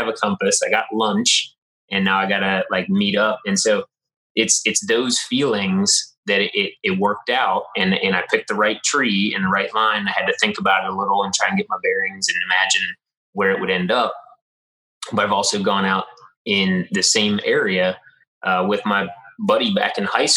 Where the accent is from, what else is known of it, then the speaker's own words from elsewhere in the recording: West Virginia, United States; growing up in West Virginia in the mountains and going out hunting